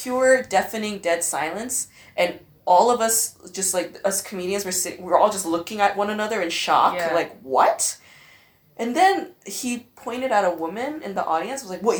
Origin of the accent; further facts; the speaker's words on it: Los Angeles, California, United States; moved away as an adult; now in Berlin, Germany; "Where are you from?" I was like, "LA."